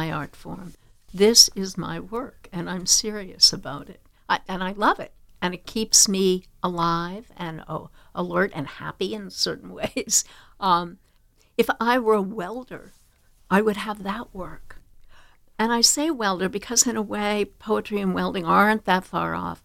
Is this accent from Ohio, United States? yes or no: no; Long Island, South Shore, New York, United States; I grew up on Long Island, South Shore